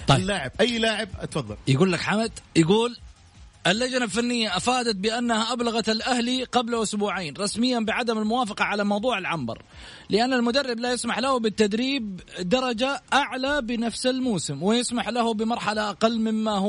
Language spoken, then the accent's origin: Arabic; Saudi Arabia; احنا سعودي احنا